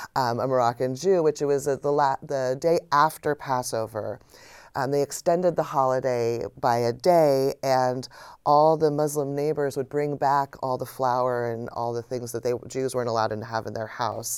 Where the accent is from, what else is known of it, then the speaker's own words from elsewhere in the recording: United States; being an American